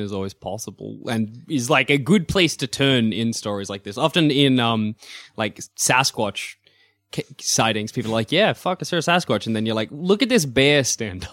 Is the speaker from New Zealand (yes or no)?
no; Australia; being an Australian